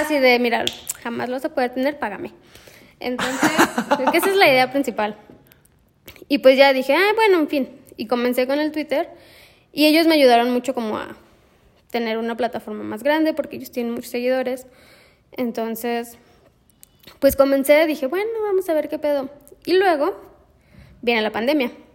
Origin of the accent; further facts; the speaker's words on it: Guadalajara, Jalisco, Mexico; moved away as an adult; now in Celaya, Mexico; soy de Guadalajara. Estudié artes visuales en la Universidad de Guadalajara, mi alma mater.